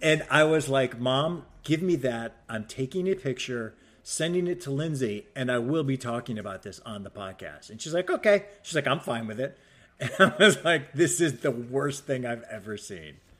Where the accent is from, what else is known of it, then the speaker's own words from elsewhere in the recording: Cleveland, Ohio, United States; moved away as an adult; also born or lived in New Hampshire / Chicago; now in Los Angeles, United States; growing up in Cleveland